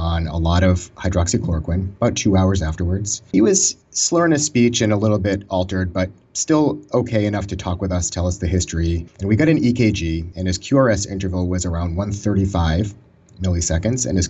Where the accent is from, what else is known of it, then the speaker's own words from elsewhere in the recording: Boston, Massachusetts, United States; also born or lived in Maryland; I moved back home from Maryland to Boston area